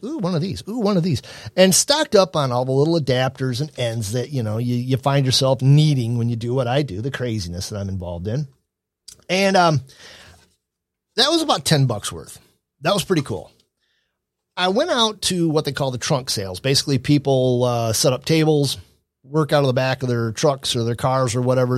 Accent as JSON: {"language": "English", "town": "Adrian", "region": "Michigan", "country": "United States", "tie": "born or raised there", "said": "my hometown of Adrian, Michigan"}